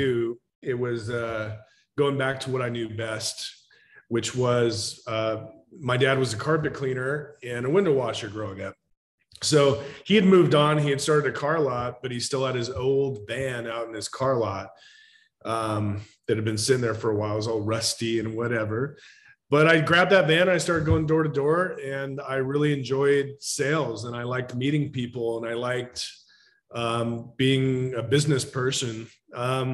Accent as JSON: {"language": "English", "town": "Woodinville", "region": "Washington", "country": "United States", "tie": "born or raised there", "said": "I grew up in Woodinville, went to Woodinville High School"}